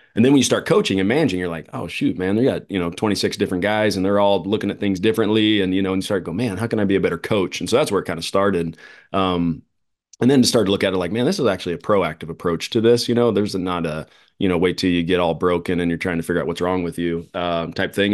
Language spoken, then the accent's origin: English; Phoenix, Arizona, United States; here in my hometown